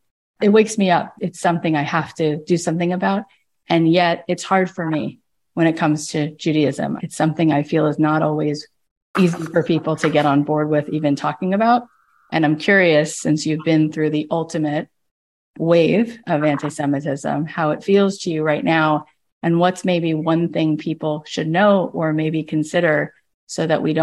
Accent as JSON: {"language": "English", "region": "Florida", "country": "United States", "tie": "born or raised there", "said": "When I was in college, I grew up in Florida. I went to Florida State. And I never really thought about being different or being Jewish. I grew up really secular."}